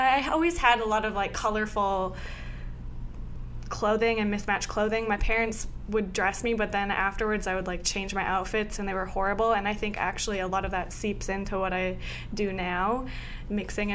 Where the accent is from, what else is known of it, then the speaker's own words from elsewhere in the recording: Fargo, North Dakota, United States; now in New York, United States; I'm from Fargo, North Dakota